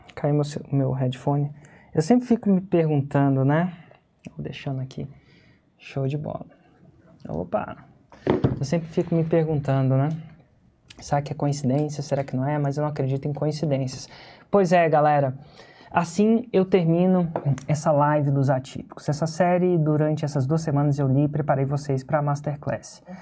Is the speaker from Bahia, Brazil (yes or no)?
no; Indaiatuba, São Paulo, Brazil; Eu sou de Indaiatuba, interior de São Paulo